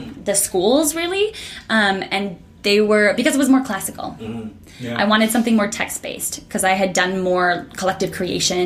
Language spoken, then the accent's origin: English; St. Paul, Minnesota, United States; moved away as an adult; also born or lived in San Francisco, United States / Winnipeg, Canada; now in Toronto, Canada; I am from St. Paul, Minnesota